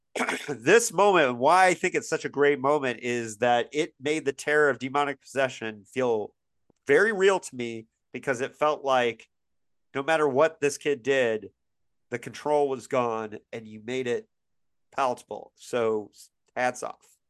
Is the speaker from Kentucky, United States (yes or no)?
no; Bloomington, Indiana, United States; my hometown of Bloomington, Indiana